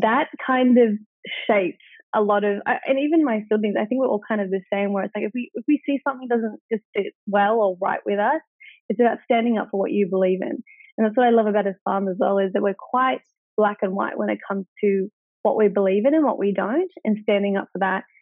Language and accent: English; Wagga Wagga, New South Wales, Australia; I was born in Wagga Wagga, which is four and a half hours away from Melbourne and four and a half from Sydney